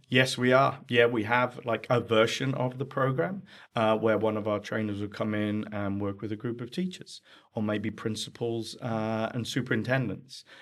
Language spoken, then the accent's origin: English; England, United Kingdom; accent: English; moved away as an adult; now in United States; my accent's from England. That's where I spent first forty years of my life before moving over to America.